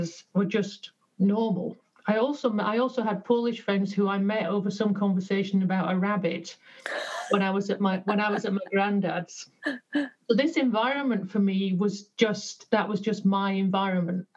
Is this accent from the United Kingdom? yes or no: yes; Yorkshire and the Humber, United Kingdom; So I was born in Yorkshire to working class parents